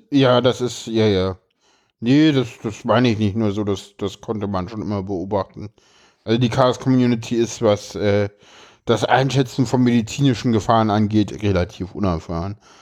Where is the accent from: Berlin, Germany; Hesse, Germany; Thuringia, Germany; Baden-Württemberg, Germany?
Berlin, Germany; ich komme aus dem Osten